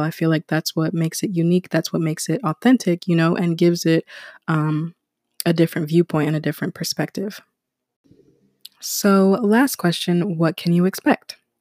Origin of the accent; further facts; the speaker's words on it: United States; also born or lived in Ghana; I was born in America